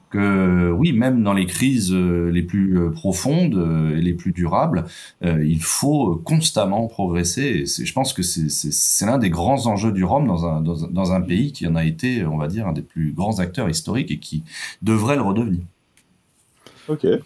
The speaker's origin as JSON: {"language": "French", "country": "France", "said": "s'exporte très bien chez nous en France ou ailleurs en Europe"}